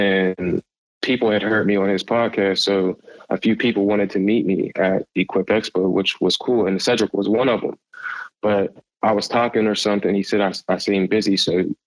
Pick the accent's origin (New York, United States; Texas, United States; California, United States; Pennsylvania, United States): Pennsylvania, United States; Pittsburgh; I'm from Pittsburgh, Pennsylvania. I'm in Pittsburgh.